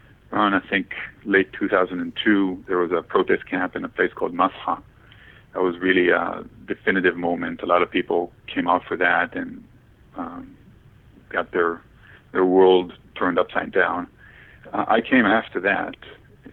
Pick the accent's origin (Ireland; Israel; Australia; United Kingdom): Israel; moved away as an adult; also born or lived in Maryland, United States / Washington, D.C., United States / Canada; I was born in Israel, and I was in the U.S. for school